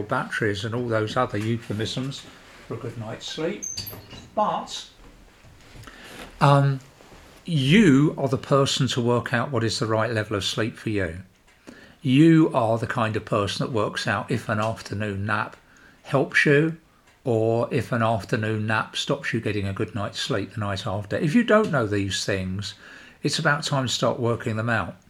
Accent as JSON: {"language": "English", "country": "United Kingdom", "said": "being British"}